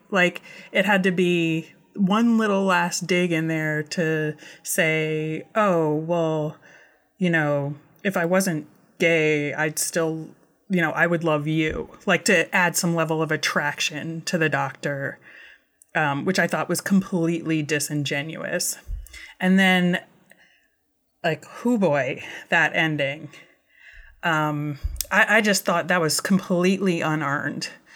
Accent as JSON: {"language": "English", "country": "United States", "said": "being an American"}